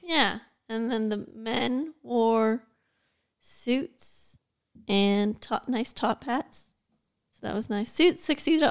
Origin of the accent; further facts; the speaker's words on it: United States; I'm American